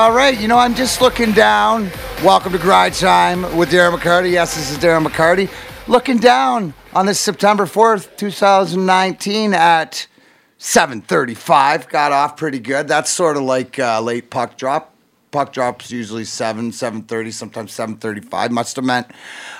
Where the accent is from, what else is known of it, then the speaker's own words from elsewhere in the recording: Detroit, Michigan, United States; he's, you know, solidifies growing up in Detroit to me.